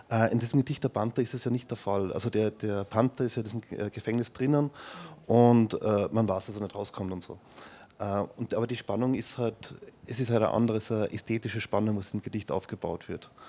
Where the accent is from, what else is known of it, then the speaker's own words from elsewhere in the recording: Vienna, Austria; das ist so ein Irrgarten, was in meiner Heimatstadt in Wien in Schönbrunn ist.